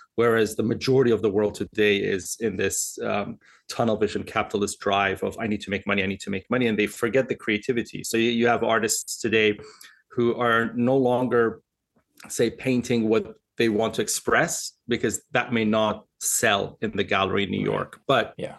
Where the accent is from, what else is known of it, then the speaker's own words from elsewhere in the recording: Dubai, United Arab Emirates; moved away; also born or lived in Switzerland; I was born in Dubai, and I grew up uh, partially in Dubai and Switzerland in, in school